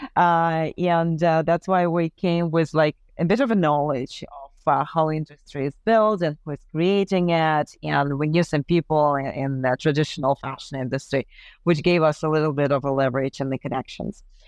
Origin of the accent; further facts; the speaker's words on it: Ukraine; moved away; also born or lived in Paris; we're both from Ukraine